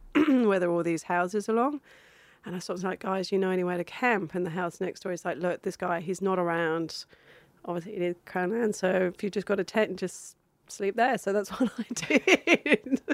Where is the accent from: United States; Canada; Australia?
Australia